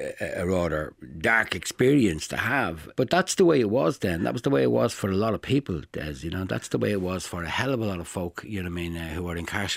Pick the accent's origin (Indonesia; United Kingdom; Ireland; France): Ireland; So as a child, yes, growing up in Ireland and being taken away from my parents and my family and my neighbourhood, it was pretty tough to end up in the outer Connemara or the backwaters of Offaly in Dangan